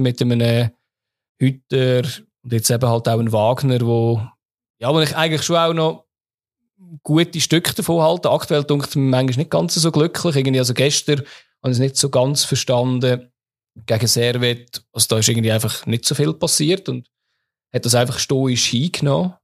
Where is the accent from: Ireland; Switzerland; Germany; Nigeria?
Switzerland; Lucerne; Als Luzerner